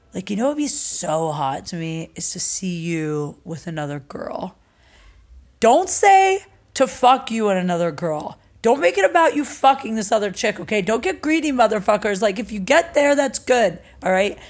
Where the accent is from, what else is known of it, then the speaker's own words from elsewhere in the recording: Canton, Ohio, United States; doing a show at my hometown, Canton, Ohio